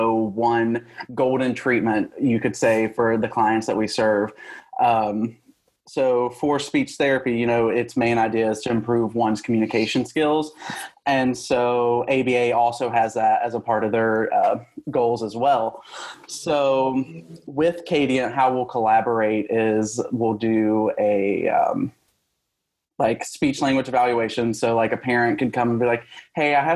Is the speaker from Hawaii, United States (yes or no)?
no; West Virginia, United States; moved away as an adult; now in Georgia, United States; I come from West Virginia, so it's a very small state